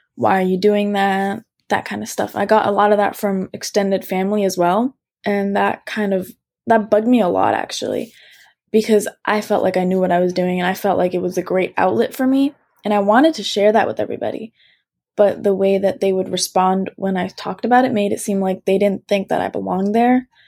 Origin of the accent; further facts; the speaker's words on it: United States; I'm, I'm American and I was born and raised here